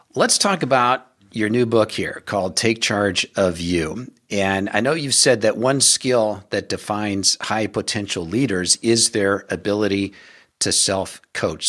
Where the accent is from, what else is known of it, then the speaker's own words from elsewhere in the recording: Omaha, Nebraska, United States; Omaha a number of times, which is my hometown, born and raised there